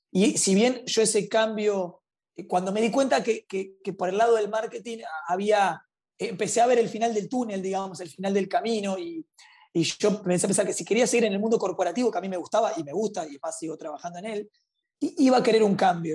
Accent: Montevideo, Uruguay; nací y crecí en, en, Montevideo, Uruguay

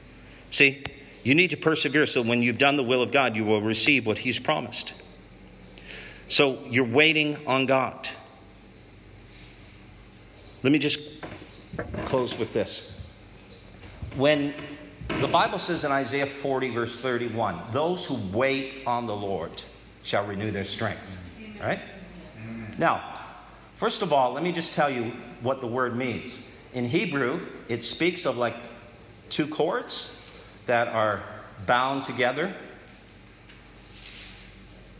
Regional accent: Canada; We're Canadians

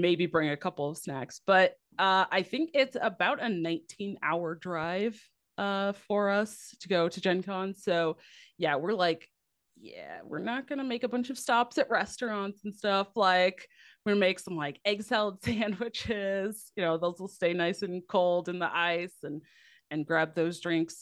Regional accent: Midwest, United States; I'm from the Midwest

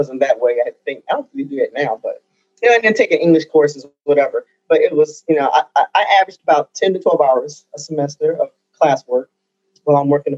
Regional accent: Chicago, Illinois, United States; moved away; also born or lived in Dallas; I grew up in the Chicago area and great restaurants all around.

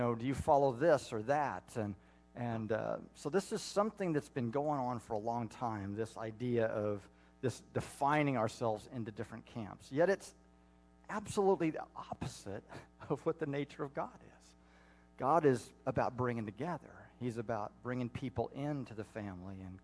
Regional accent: Indiana, United States; I was raised in the Baptist Church in Indiana

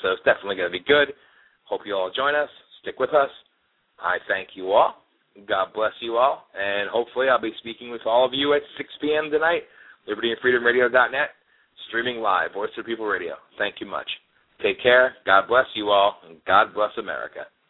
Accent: Milford, Pennsylvania, United States; moved away; I grew up in Milford, Pennsylvania, which is about 20 minutes away from Newton, New Jersey

